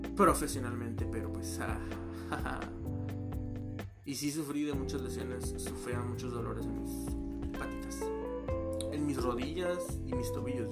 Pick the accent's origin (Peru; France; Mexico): Mexico; también soy mexicano. Este, vivo en la República Mexicana de México